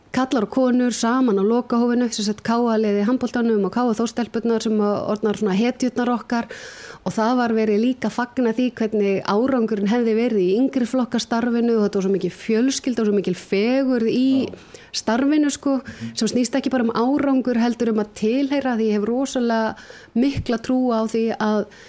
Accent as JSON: {"language": "Icelandic", "town": "Reykjavík", "region": "Capital Region", "country": "Iceland", "tie": "born or raised there", "also_born_or_lived": "Ólafsfjörður", "moved": "as an adult", "said": "ég er alveg upp í Reykjavík"}